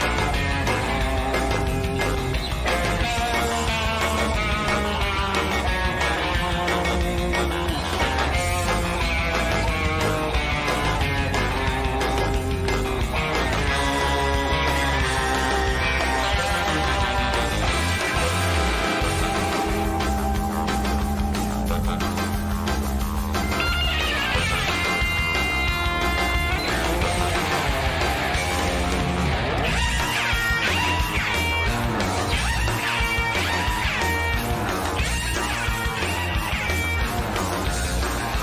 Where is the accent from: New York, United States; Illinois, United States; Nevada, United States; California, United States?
Illinois, United States; Chicago; also born or lived in Madison; I grew up in Chicago